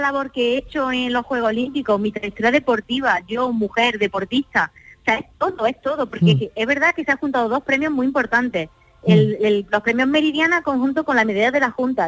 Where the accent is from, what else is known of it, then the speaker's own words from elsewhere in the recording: Andalusia, Spain; Soy andaluza